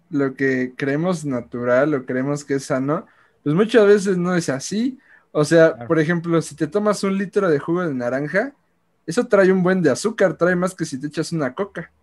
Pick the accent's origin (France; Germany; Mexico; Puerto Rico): Mexico; nosotros somos mexicanos